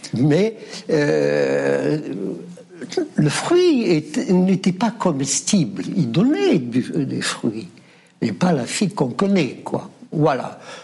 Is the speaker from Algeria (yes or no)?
yes; Oran, Oran Province, Algeria; je suis né à la Cité Petite, le quartier périphérique à Oran.